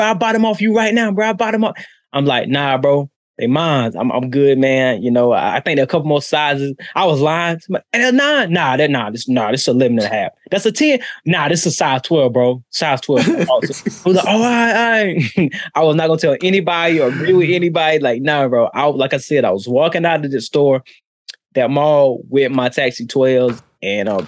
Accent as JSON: {"language": "English", "town": "Charlotte", "region": "North Carolina", "country": "United States", "said": "Charlotte, North Carolina."}